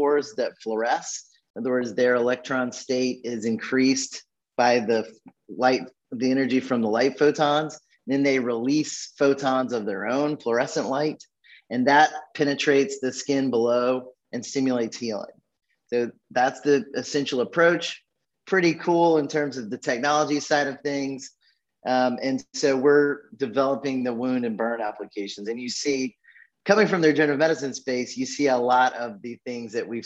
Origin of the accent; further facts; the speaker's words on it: Birmingham, Alabama, United States; I'm an Alabama boy. I was born in Birmingham, Alabama, and I'm actually, after some circuitous paths, still sitting here in Birmingham, Alabama today